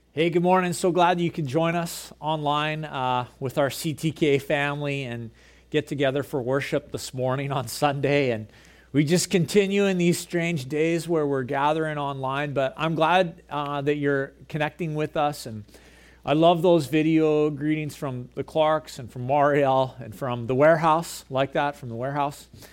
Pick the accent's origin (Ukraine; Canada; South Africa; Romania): Canada; Gibsons, British Columbia; also born or lived in Prince George; I grew up here in Gibson's.